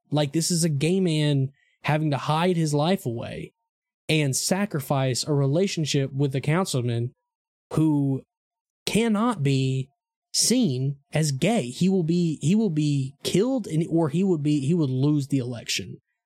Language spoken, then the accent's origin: English; Eastern Arkansas, United States; moved away; I'm from, I'm from, like, the Delta, I'm from Eastern Arkansas.